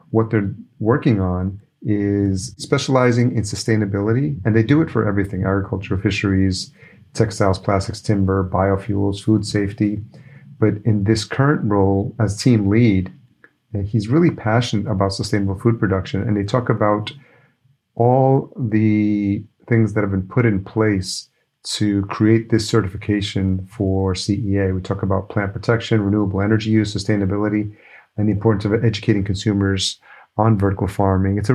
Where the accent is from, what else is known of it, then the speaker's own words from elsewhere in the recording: New York, United States; moved away as an adult; also born or lived in El Salvador; now in Minneapolis, United States; Actually, I was born in El Salvador, but my parents brought me here when I was a year old. I was raised in New York, actually.